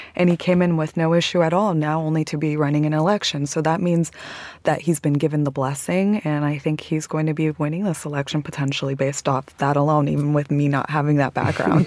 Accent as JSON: {"language": "English", "country": "United States", "said": "as an American"}